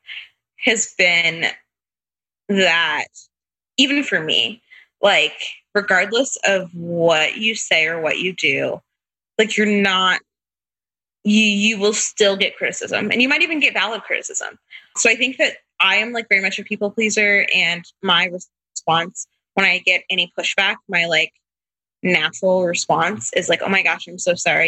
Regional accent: Tampa, Florida, United States; So we're from Tampa, but when we first got married, he was working at a church, not here. So we moved, but we moved back in 2018

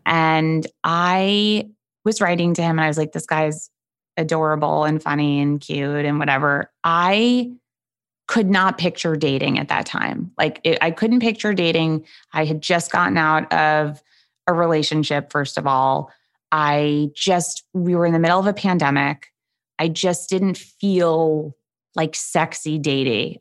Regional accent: New York City, New York, United States; I am from New York City

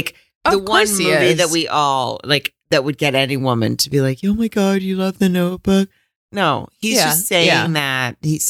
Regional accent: Arkansas, United States; I grew up in Arkansas.

